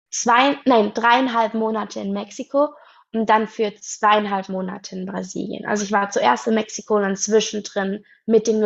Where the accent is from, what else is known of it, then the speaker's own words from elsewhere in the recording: Baden-Württemberg, Germany; ich bin 19, ich komme aus Baden-Württemberg, aus der Nähe von Stuttgart